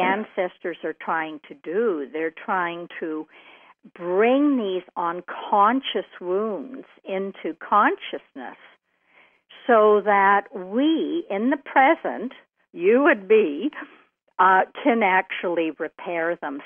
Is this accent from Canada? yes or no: yes; Canada; I'm a Canadian